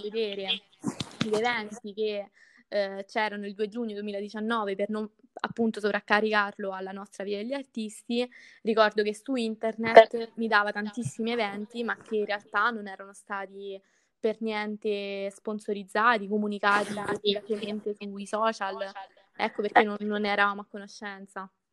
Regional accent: Tuscia, Lazio, Italy; il mio paese

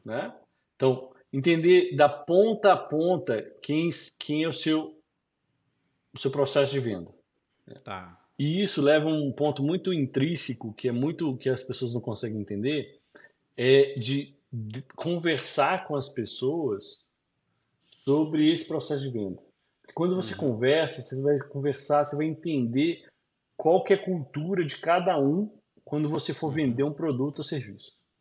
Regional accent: Brazil; moved away as an adult; now in United States; igual o pessoal fala na minha terra

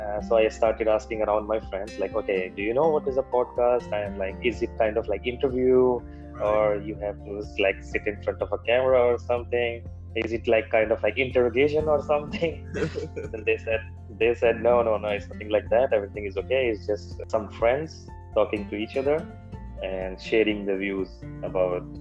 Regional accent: India; I'm from India.

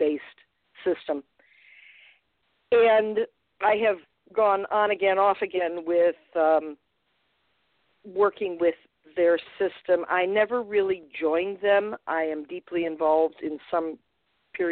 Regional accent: Buffalo area, New York, United States; I'm a northern girl myself, lived up here my entire life

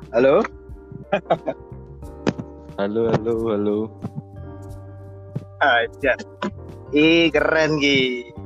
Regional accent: West Java, Indonesia; now in Gunungpati, Indonesia; Saya itu aslinya dari Jawa Barat ya, ini jujur ya, aslinya dari Jawa Barat dan alhamdulillah sudah bertempat tinggal di Gunung Pati

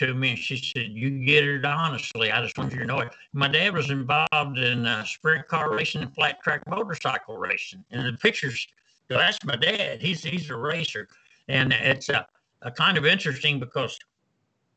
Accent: Owensboro, Kentucky, United States; this is my hometown

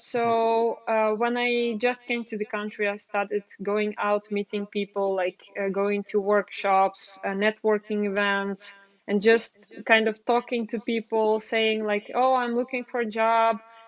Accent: Ukraine; moved away as an adult; now in Netherlands; I'm originally from Ukraine

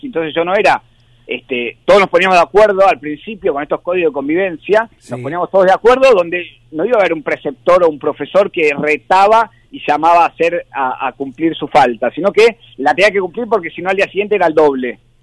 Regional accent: Argentina

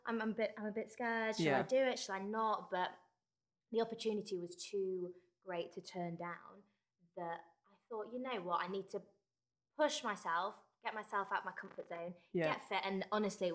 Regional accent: Yorkshire and the Humber, United Kingdom; I am from West Yorkshire. Close to Leeds.

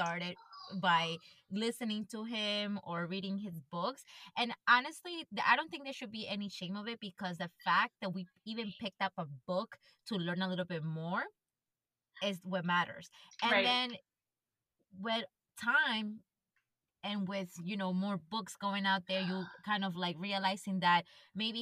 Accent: Ecuador; moved away; I grew up in Ecuador

